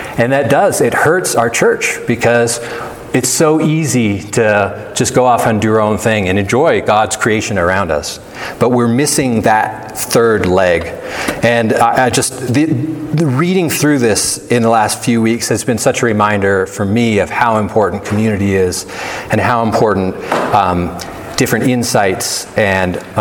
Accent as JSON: {"language": "English", "country": "United States", "also_born_or_lived": "Canada (half Canadian)", "lives_now": "Big Sky, United States", "said": "We're Americans"}